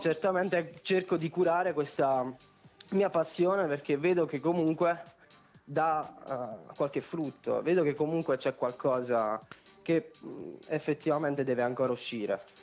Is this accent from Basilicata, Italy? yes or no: yes; Potenza, Basilicata, Italy; anch'io sono di Potenza